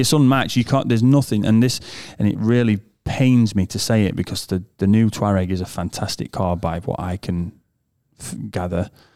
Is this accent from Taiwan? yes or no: no; United Kingdom; moved away; from the U K